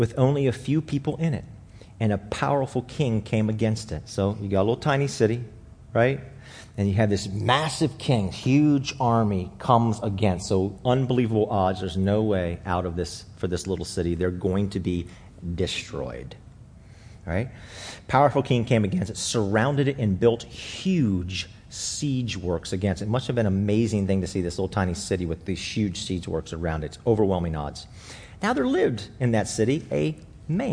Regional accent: Alexandria, Virginia, United States; I was born in Alexandria

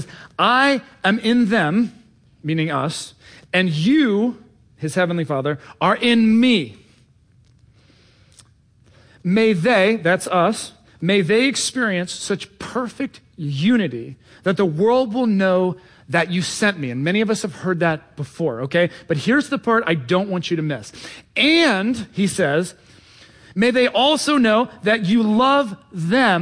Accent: Cincinnati, Ohio, United States; now in Washington, D.C., United States; I was raised in Cincinnati, Ohio

